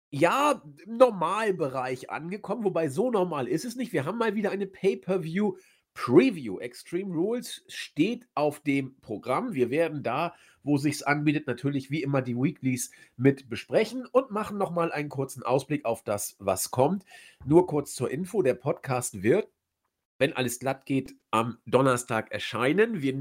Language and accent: German; Hamburg, Germany; naja, ich komme ja aus Hamburg. Ich habe natürlich wieder das Astra, die Kiezmische.